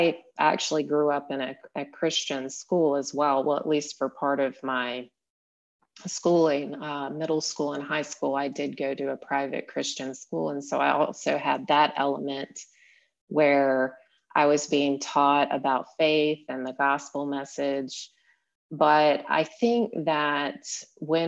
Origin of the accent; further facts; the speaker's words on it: South Carolina, United States; moved away as an adult; also born or lived in Utah; moving from the area where I grew up in South Carolina